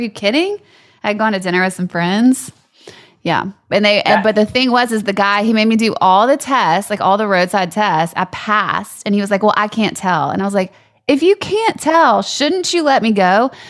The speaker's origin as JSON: {"language": "English", "region": "Louisiana", "country": "United States", "moved": "yes", "said": "I'm from Louisiana and like they were not strict down there."}